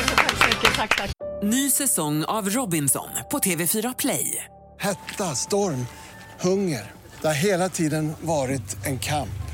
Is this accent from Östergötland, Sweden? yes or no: yes; Norrköping, Östergötland, Sweden; also born or lived in Högsjö / New York; now in Los Angeles, United States; Jag är född i Norrköping, jag har släkten i Norrköping, min moster, mina kusiner är i mm. Norrköping.